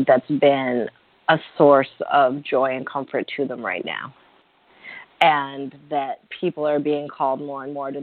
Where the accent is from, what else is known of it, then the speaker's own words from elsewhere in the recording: Syracuse, New York, United States; also born or lived in Boston; now in Sri Lanka; I'm actually from Syracuse, New York.